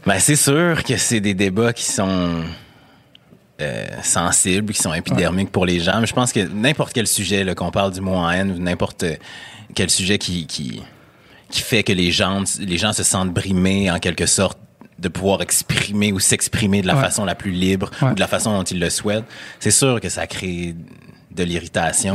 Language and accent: French; Quebec City, Quebec, Canada; accent: Québécois; moved away; also born or lived in Montreal; noir originaire de Sainte-Foy